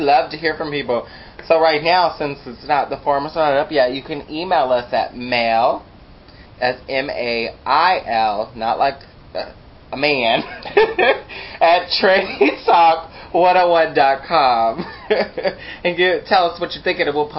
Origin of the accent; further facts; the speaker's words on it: Texas, United States; I'm from Texas